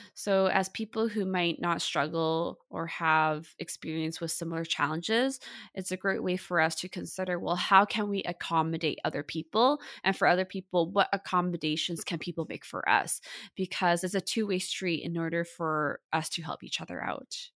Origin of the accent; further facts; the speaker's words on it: Vancouver, British Columbia, Canada; I was born and raised in Vancouver, Canada.